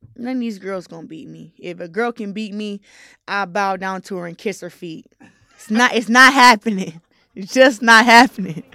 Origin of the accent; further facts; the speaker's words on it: Flint, Michigan, United States; I'm from Flint, Michigan